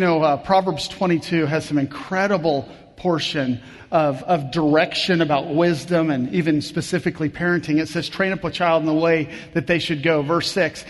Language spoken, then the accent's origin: English; Kansas, United States; I grew up in Kansas